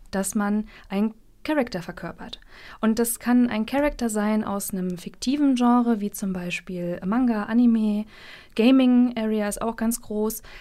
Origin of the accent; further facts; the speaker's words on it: Mecklenburg-Vorpommern, Germany; Ich muss dazu sagen, ich komme aus Mecklenburg. Wir sind sehr wortkarg